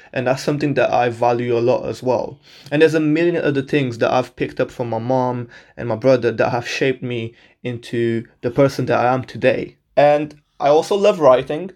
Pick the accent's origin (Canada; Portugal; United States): Portugal; moved away as an adult; also born or lived in Birmingham, England; now in England; I was born and raised in Portugal my whole life.